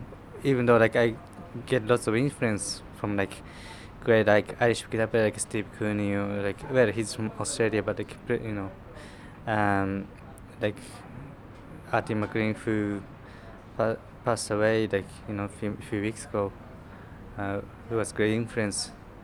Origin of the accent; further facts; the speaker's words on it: Japan; English is a second language; also born or lived in Ireland; I'm Japanese and then, like, I'm most comfortable, like, when I speak Japanese. Well, like, I'm kind of comfortable enough to speak English